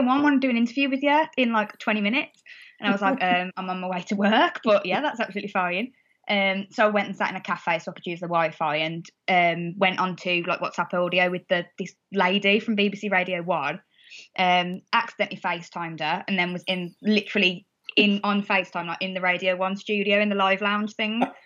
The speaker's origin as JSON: {"language": "English", "town": "Wolverhampton", "region": "West Midlands", "country": "United Kingdom", "accent": "Wolverhampton", "said": "my Wolverhampton accent's not that bad."}